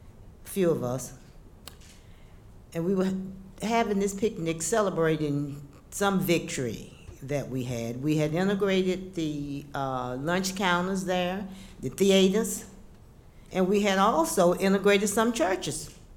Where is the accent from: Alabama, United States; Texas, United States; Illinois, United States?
Alabama, United States; Birmingham; moved away; also born or lived in Nashville; since I'm originally from Birmingham